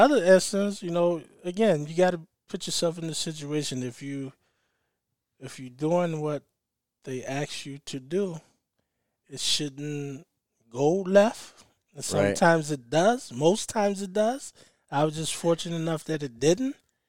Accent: the South, United States; I guess growing up in the South a little bit, seeing that side and coming from the home I came from and not seeing color

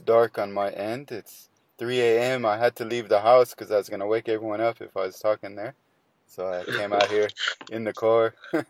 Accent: United States; now in Australia; Yeah, I'm from America. So I have no accent. Like my accent's unique to me only.

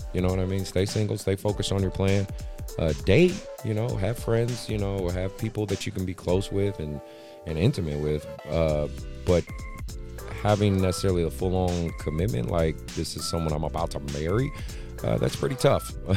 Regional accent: Oakland, California, United States; growing up in Oakland

